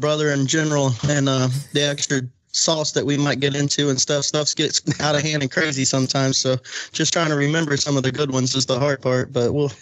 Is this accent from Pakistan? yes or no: no; Florida, United States; we're from Florida